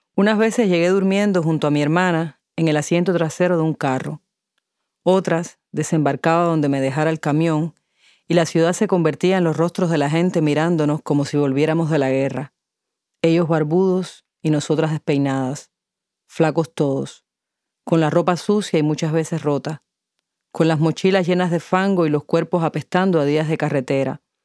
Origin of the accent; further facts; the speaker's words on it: Havana, Cuba; La Habana para mí es además otra cosa. Es la ciudad donde yo nací, donde he vivido la mayor parte de mi existencia